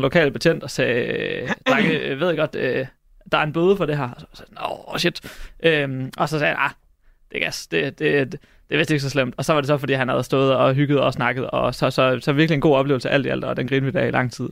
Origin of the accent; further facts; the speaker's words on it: Hobro, North Denmark Region, Denmark; Jeg er fra Hobro